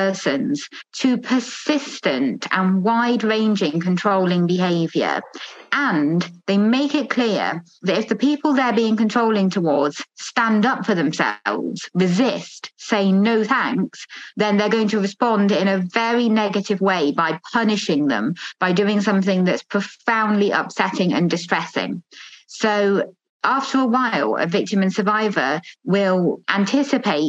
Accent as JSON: {"language": "English", "country": "United Kingdom", "said": "I'm a British academic, just started a new job as associate professor at Durham University."}